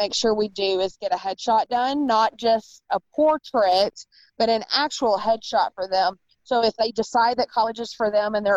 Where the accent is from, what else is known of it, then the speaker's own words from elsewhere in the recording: Paducah, Kentucky, United States; moved away as an adult; also born or lived in Nashville, Tennessee / Southern Indiana; now in St. Louis, United States; But Paducah, Kentucky and Southern Indiana